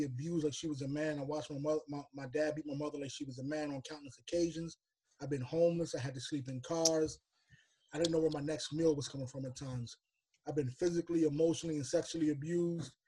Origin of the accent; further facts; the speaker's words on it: Lancaster, Pennsylvania, United States; moved away as an adult; now in Baltimore, United States; originally from Lancaster, Pennsylvania, but I now reside in Baltimore, Maryland